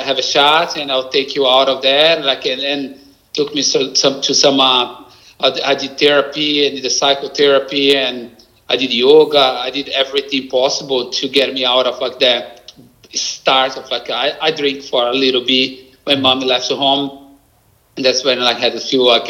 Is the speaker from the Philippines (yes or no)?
no; Brazil; accent: Brazilian; English is a second language; moved away as an adult; now in Australia; my Brazilian accent